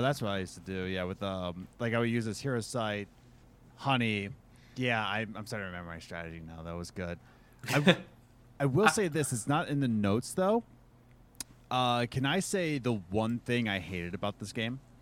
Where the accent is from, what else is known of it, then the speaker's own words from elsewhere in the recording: Philadelphia, Pennsylvania, United States; moved away; I'm originally from Philadelphia